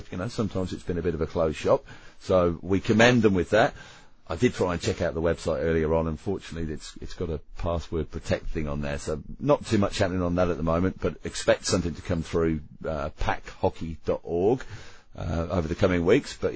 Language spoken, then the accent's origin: English; Queensland, Australia